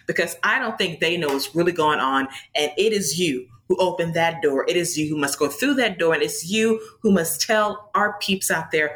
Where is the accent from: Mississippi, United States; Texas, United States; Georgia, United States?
Georgia, United States; Atlanta; from my hometown in Atlanta, Georgia